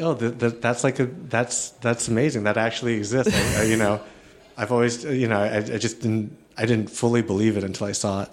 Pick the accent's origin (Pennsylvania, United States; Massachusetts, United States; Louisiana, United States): Massachusetts, United States; outside of Boston; also born or lived in Chicago, Illinois; I was born in the U S, I was born in Chicago, and then my family moved to outside of Boston